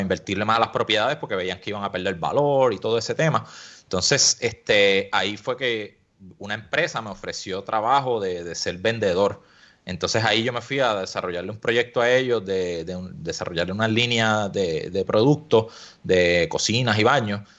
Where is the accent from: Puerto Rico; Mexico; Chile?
Puerto Rico; Añasco; also born or lived in Mayagüez; nací en Mayagüez y me crié en Añasco y, vivo todavía en Añasco.